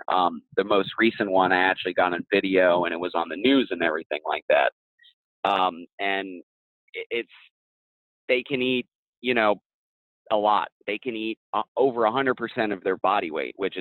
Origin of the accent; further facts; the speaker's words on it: Lake Okeechobee area, Florida, United States; I'm in Indian Town, which is off a little bit to the east of Lake Okeechobee. So I'm kind of right there, I guess, at the start of the Everglades. So I've kind of grew up hunting Lake Okeechobee area